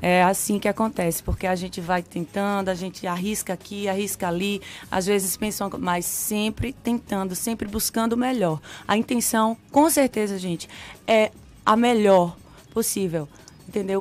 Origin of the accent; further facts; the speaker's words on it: Sobradinho, Bahia, Brazil; also born or lived in Pernambuco; now in Salvador, Brazil; nasci em Pernambuco, cresci aqui na Bahia, no interior da Bahia, em Sobradinho. Uhum. E a minha infância toda foi lá.